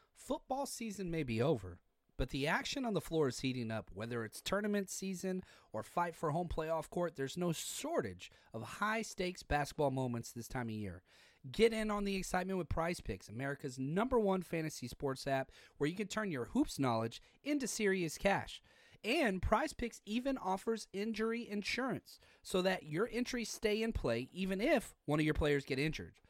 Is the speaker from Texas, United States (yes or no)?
yes; Texas, United States; also born or lived in Pasadena, California; now in El Cerrito, United States; I'm from Texas.